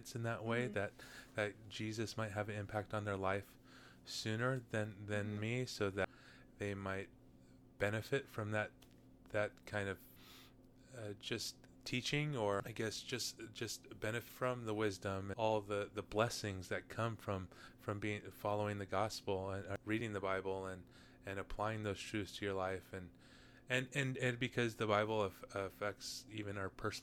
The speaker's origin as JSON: {"language": "English", "region": "Southern California", "country": "United States", "tie": "born or raised there", "said": "I was born and raised in Southern California."}